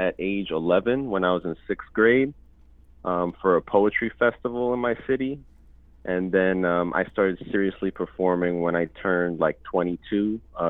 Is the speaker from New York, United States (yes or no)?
yes; New York City, New York, United States; moved away as an adult; now in El Paso, United States; I was born and raised in Lenape and Siwanoy land, also known as New York. I currently live in West Texas, and I'm working as a full-time artist. I identify as two-spirit individual. And my indigenous background comes from Ayacucho, Peru.